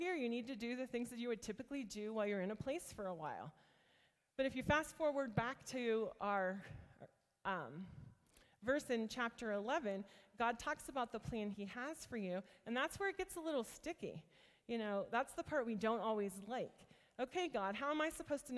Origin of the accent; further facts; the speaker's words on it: rural northeast Ohio, United States; I grew up in a very small town in rural northeast Ohio